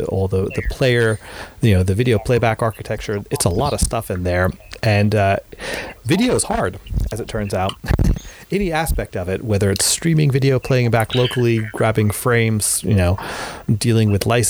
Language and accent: English; North Carolina, United States; moved away; my home state of North Carolina